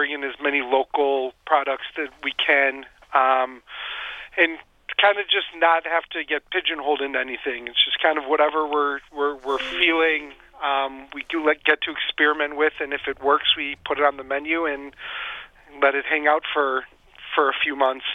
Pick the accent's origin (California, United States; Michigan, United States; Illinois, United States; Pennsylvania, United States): Illinois, United States; moved away as an adult; also born or lived in Chicago; now in Traverse City, United States; You just don't know where I'm from in Illinois.